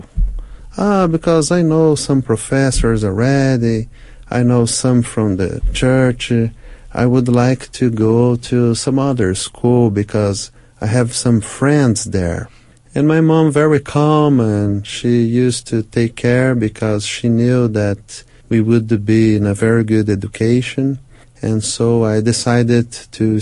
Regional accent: Brazil; also born or lived in United States; I'm from Brazil, 200 million people living in this country

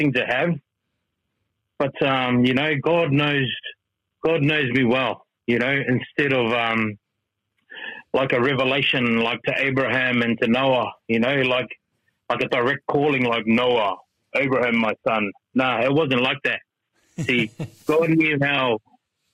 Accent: Melbourne, Victoria, Australia; moved away as an adult; we're from Melbourne

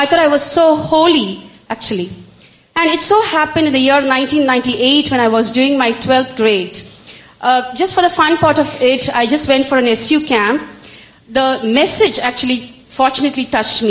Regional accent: Chennai, Tamil Nadu, India; I hail from Chennai. I was born and brought up in a very orthodox Hindu Brahmin family.

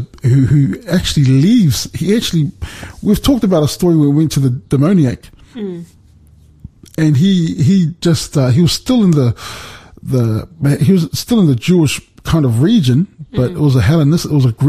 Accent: New Zealand; moved away; also born or lived in Australia; I remember being a child and I grew up in New Zealand

